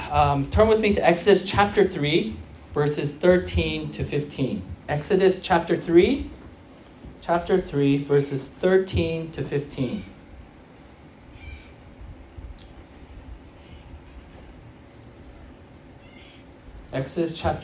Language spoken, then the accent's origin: English; United States; now in Sydney, Australia; I'm from the U.S.